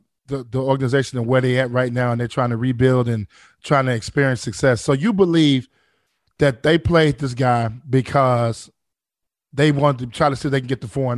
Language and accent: English; Chicago, Illinois, United States; I'm from Chicago.